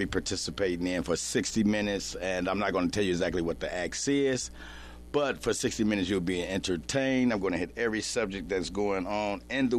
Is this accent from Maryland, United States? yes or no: no; Flint, Michigan, United States; moved away; my people back home